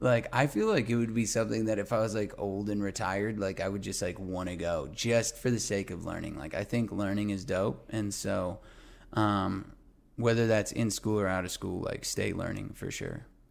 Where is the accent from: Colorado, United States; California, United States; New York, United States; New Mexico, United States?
New Mexico, United States; Albuquerque; now in Los Angeles, United States; my hometown of Albuquerque, New Mexico